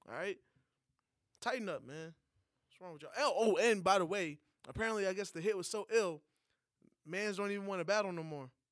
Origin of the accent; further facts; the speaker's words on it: New York, United States; moved away; As a New Yorker outside of a state